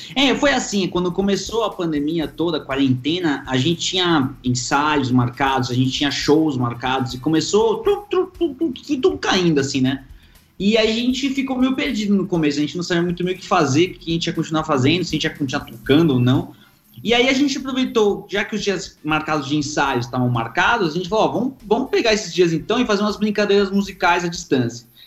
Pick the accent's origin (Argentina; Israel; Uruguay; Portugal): Argentina; now in Brazil; eu sou argentino